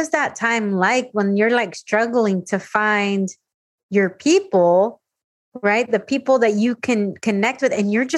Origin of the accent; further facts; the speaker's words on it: California, United States; I came from California and you just came from El Paso.